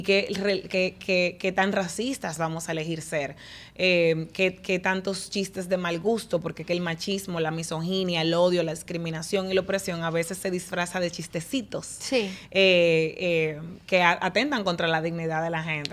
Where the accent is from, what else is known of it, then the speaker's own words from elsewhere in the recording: Dominican Republic; como dominicanos nosotros